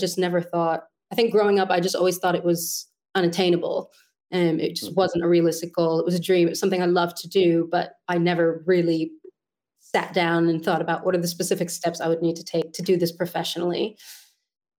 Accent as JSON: {"language": "English", "town": "New York City", "region": "New York", "country": "United States", "tie": "born or raised there", "moved": "as an adult", "lives_now": "London, United Kingdom", "said": "So I grew up on the Upper West Side, born and raised"}